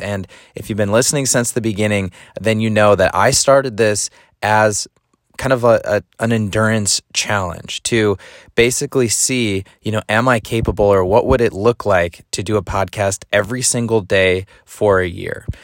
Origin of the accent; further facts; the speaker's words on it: Madison, Wisconsin, United States; moved away; my hometown of Madison, Wisconsin